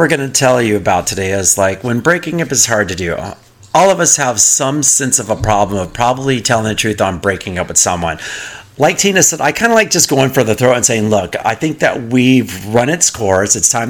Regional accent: Texas, United States; I'm from Texas.

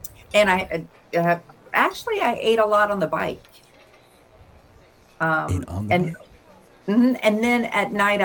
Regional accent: Florida, United States; I'm from Florida

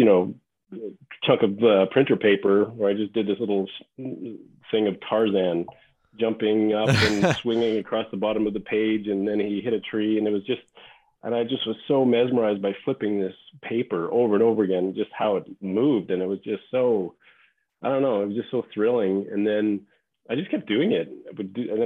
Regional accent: Regina, Saskatchewan, Canada; moved away as an adult; also born or lived in Los Angeles, United States; I grew up in Saskatchewan in Canada. I'm from Regina

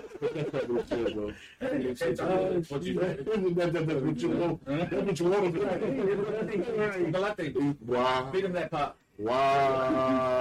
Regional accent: Holland, Michigan, United States; I'm from Holland. I'm from Holland.

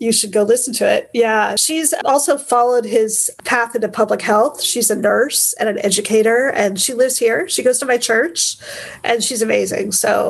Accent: United States; he chose Real American, and partly because he is British and I am American, like your parents.

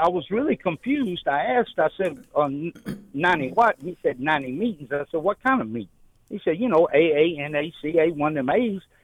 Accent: Shreveport, Louisiana, United States; moved away as an adult; now in Naples, United States; I'm from Shreveport

